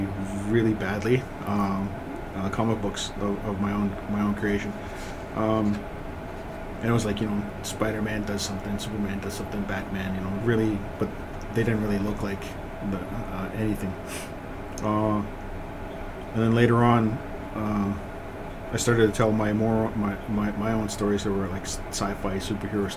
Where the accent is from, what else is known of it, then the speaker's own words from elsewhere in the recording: Ontario, Canada; also born or lived in Rolling River Reserve, Manitoba; my home reserve is Rolling River, but I grew up in Ontario